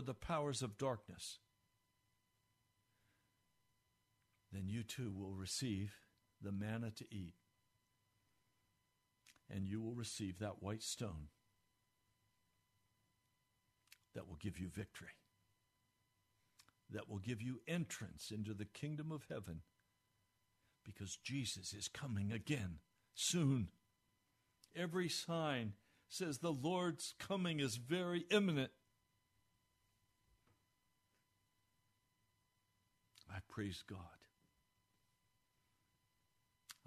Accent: United States; I'm an American, but I'm first a Christian

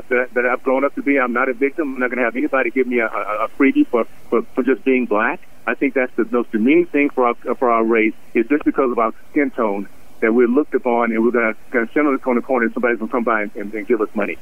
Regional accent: Columbus, Ohio, United States; I was born in Columbus.

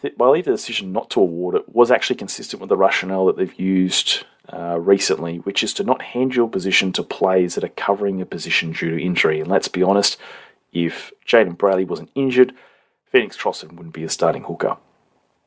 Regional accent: New South Wales, Australia; us New South Welshmen

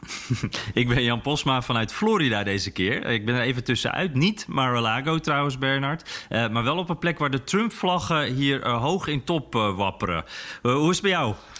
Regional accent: Netherlands; En dan zeg ik dus Nederland.

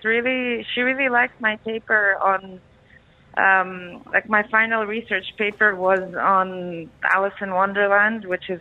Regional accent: Dubai, United Arab Emirates; moved away as an adult; also born or lived in Paris; Yeah, I grew up in Dubai, so I've been here since I was 4. And then as soon as I turned 18, I'm like, bye, leaving, not coming back.

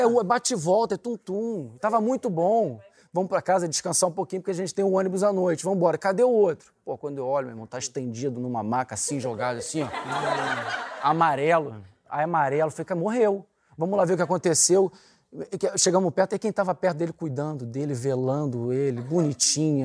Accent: Rio de Janeiro, Brazil

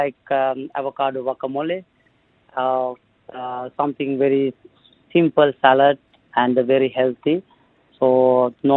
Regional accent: Sri Lanka; now in Dubai, United Arab Emirates; I'm from Sri Lanka.

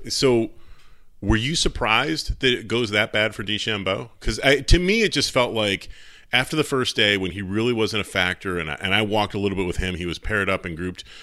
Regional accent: Travelers, Connecticut, United States; at Travelers, because I'm always pimping out my, my hometown tournament

